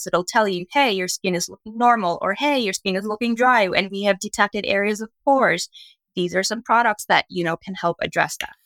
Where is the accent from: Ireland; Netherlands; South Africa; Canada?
Canada; also born or lived in New York; when I moved back from New York, uh, back home in Canada